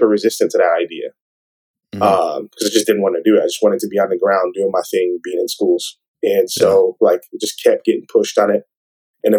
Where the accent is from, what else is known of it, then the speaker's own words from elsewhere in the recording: Birmingham, West Midlands, United Kingdom; moved away; I'm originally from Birmingham, England